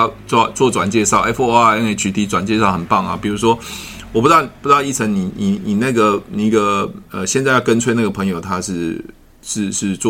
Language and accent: Chinese; Taoyuan, Taiwan; 我我桃园人啊，我我以前是、啊、